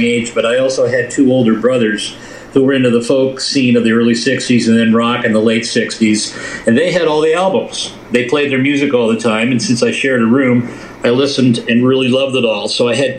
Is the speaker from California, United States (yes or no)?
yes; Los Angeles, California, United States; moved away as an adult; also born or lived in Midland, Canada; now in Toronto, Canada; I moved down to Toronto from Midland, originally from California